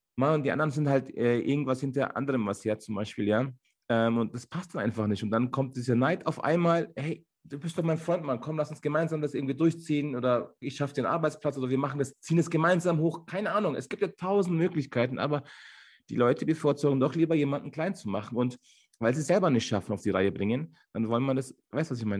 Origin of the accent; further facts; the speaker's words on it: Munich, Bavaria, Germany; also born or lived in Ankara, Turkey / Landsberg; ich bin hier in München geboren. Äh, man sagt auch, ich wäre so ein türkischer Bayer